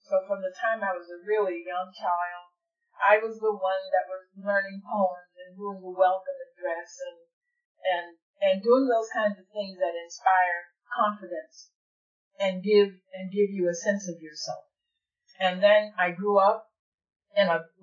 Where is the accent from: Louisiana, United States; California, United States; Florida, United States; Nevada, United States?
Louisiana, United States; Alexandria; also born or lived in Pineville, Louisiana; across the river from Alexandria, Louisiana, where I grew up.